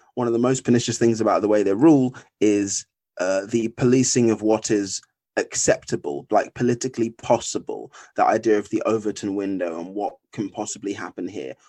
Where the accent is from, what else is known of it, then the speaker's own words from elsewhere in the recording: Essex, East of England, United Kingdom; moved away as an adult; now in London, United Kingdom; I was originally born in Essex